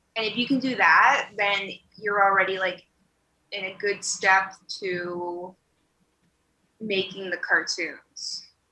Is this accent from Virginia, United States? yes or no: yes; Virginia, United States; moved away as an adult; also born or lived in Tucson, Arizona; now in Chicago, United States; I was born and raised in Virginia